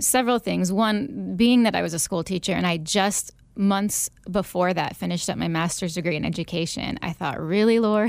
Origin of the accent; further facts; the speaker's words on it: Northwest Indiana, United States; moved away as an adult; also born or lived in Illinois / Arizona; now in Phoenix, United States; I am actually originally from the Chicagoland area, just Indiana, Northwest Indiana, but right outside Chicago. Uh, grew up there